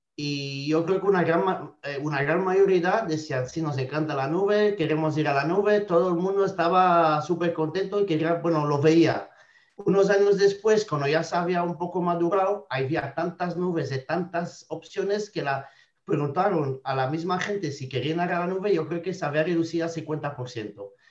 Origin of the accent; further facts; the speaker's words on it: Belgium; Spanish is a second language; moved away as an adult; now in Spain; soy de Bélgica originalmente, me llevo casi 10, años en España